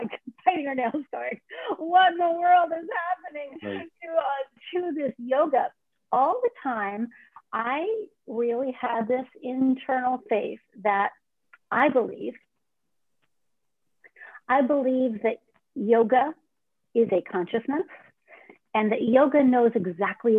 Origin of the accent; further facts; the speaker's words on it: Mill Valley, California, United States; moved away as an adult; also born or lived in New York; raised in Mill Valley